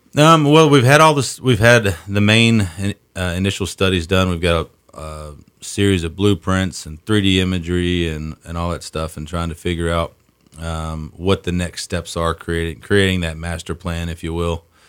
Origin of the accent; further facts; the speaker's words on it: Southern Virginia, United States; moved away as an adult; also born or lived in Davis, West Virginia; now in Sandpoint, United States; I was born and raised in Southern Virginia